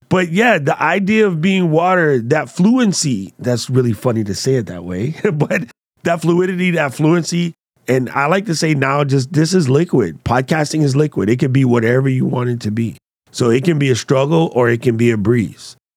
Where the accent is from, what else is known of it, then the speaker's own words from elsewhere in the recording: United States; as an American, i, in China